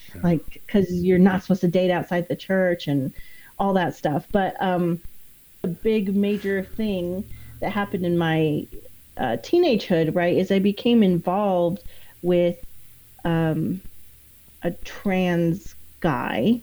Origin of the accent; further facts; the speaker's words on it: East Idaho, United States; moved away; I grew up in East Idaho, and it's like, especially back when I was there, it was like 98% Mormon